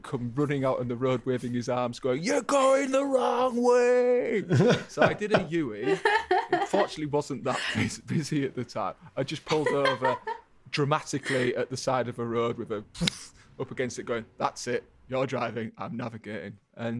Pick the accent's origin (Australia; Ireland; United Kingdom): United Kingdom; England; just being English, just use it as an excuse.